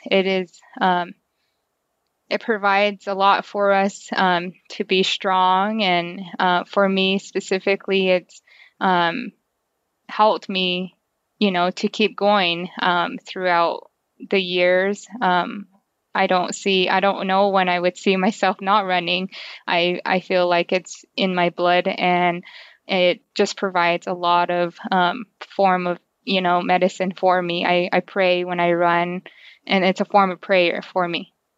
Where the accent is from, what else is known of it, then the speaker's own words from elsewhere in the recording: New Mexico, United States; I grew up on the Navajo Reservation, so we didn't have, um, electricity